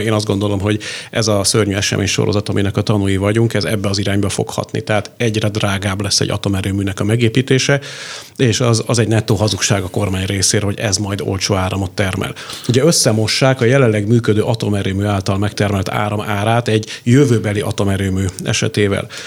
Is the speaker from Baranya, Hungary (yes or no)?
yes; Pécs, Baranya, Hungary; én pécsiként